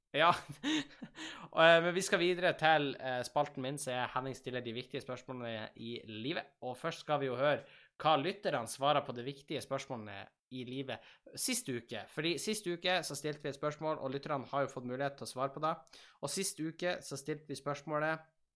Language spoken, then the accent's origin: Norwegian; Tjongsfjord, Nordland, Norway; moved away; når jeg er hjemme i Tjongsfjord